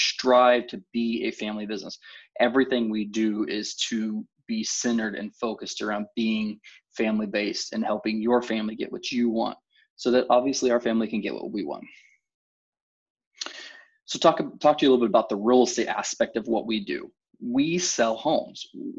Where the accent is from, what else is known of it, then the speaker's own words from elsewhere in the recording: Topeka, Kansas, United States; I was born and raised in Topeka